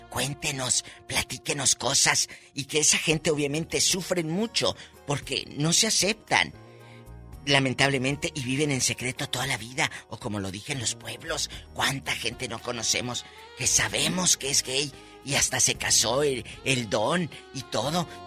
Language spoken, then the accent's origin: Spanish; Matamoros, Tamaulipas, Mexico; En mi tierra, eh, Matamoros, Tamaulipas, decimos de tata, pan de lo Juan Macho.